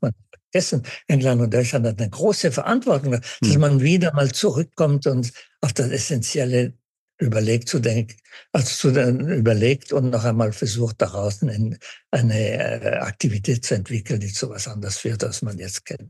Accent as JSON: {"language": "German", "town": "Winterthur", "region": "Zurich", "country": "Switzerland", "tie": "born or raised there", "moved": "yes", "said": "ich als Schweizer"}